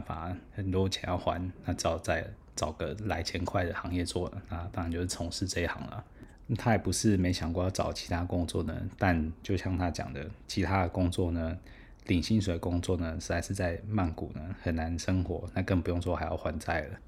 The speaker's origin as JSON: {"language": "Chinese", "country": "Taiwan", "said": "后来猜来猜是台湾，我说，哎，bingo"}